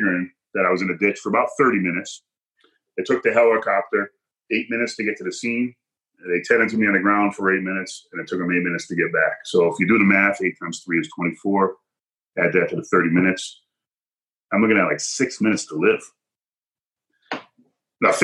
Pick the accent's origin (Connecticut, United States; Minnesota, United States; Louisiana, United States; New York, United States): Connecticut, United States; Hebron; I was at my mother's house growing up in Hebron here, my parents' house.